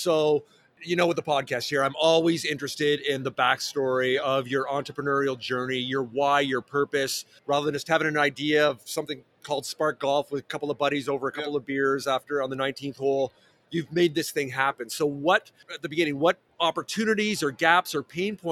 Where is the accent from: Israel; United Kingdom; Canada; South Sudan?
Canada; also born or lived in Vancouver; I am Canadian